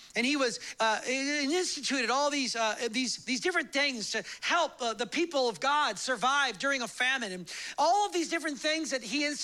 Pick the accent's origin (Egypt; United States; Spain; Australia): United States; I'm American and I like loud church.